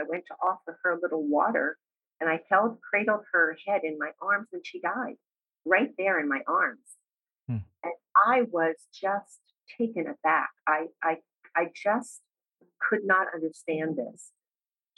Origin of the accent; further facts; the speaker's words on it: Hamilton Township, New Jersey, United States; I grew up in a suburb of Trenton, New Jersey, called Hamilton Township, which is sort of in the central part of New Jersey